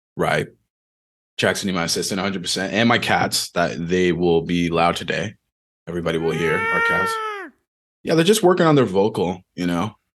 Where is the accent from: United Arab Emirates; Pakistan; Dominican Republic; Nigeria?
Dominican Republic; moved away; I was born in the Dominican Republic